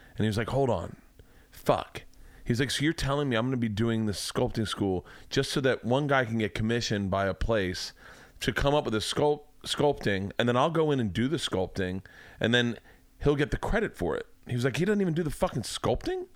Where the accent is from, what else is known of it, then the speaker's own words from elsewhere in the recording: Tampa, Florida, United States; growing up in Tampa